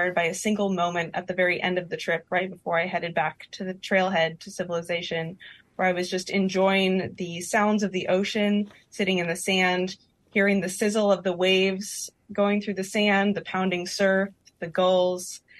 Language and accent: English; Berkeley, California, United States; I grew up here in the Bay Area in Berkeley